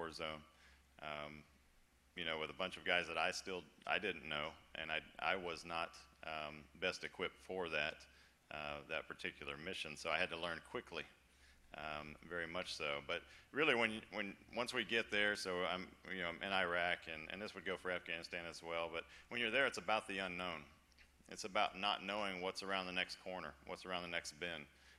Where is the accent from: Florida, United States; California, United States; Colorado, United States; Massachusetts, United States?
Florida, United States; moved away as an adult; I was born and raised in Florida, lived in Florida my whole life